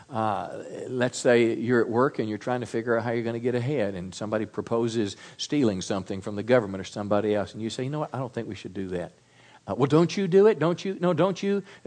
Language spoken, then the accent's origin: English; Mississippi, United States; I was raised in Mississippi on a little farm